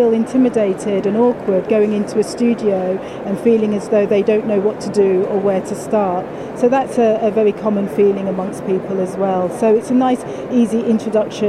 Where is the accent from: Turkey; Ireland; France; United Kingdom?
United Kingdom; also born or lived in Leeds; We're British